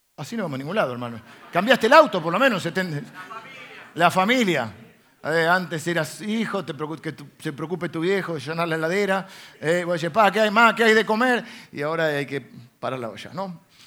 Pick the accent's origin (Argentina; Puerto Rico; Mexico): Argentina; accent: Argentine; hablas muy como argentino